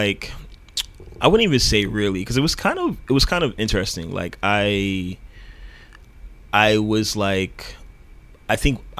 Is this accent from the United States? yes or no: yes; Miami Gardens, Florida, United States; moved away as an adult; also born or lived in Oakland, California; I'm originally from Miami Gardens.